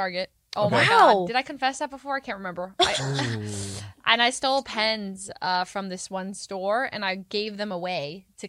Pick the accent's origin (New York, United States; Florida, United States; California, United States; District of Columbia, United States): California, United States; I'm very American, born and raised California.